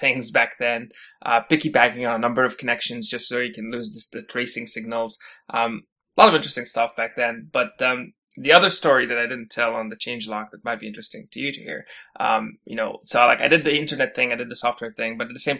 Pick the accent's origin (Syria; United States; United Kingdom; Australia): Syria; moved away as an adult; now in Canada; I actually was born and raised in Syria before I came to Canada, and pretty much spent my entire youth in Syria. I think I came to Canada around when I was 19 or 20